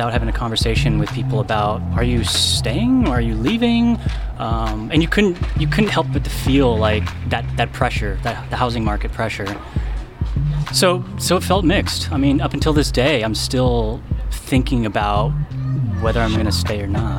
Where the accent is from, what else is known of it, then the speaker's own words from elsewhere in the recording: Sonoma, California, United States; also born or lived in Chicago, Illinois / Louisville, Kentucky; now in Oakland, United States; I grew up in Sonoma, which is very white, but I'm half Japanese